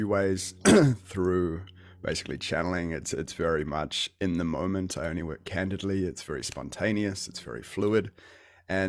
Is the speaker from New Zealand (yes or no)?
yes; Auckland, New Zealand; also born or lived in Whangarei, New Zealand; I was born in Whangarei originally, and I've lived in Auckland most of my life